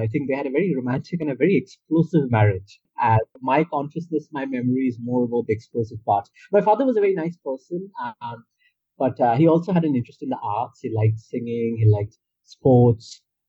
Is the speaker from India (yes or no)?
yes; India; first language Bengali; English is a second language; I used to read a lot in Bangla and Bengali, my native language